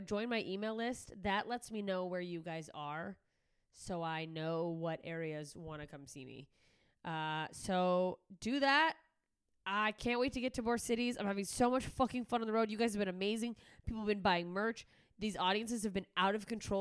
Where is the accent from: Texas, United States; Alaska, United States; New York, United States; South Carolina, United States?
Alaska, United States; moved away; my home state of Alaska